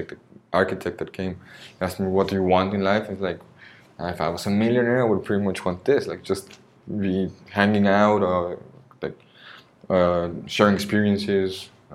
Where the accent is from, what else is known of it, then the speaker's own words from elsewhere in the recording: Oaxaca, Mexico; English is a second language; also born or lived in Veracruz / United States; now in Mérida, Mexico; And the longest part of my life I've lived in the places in Oaxaca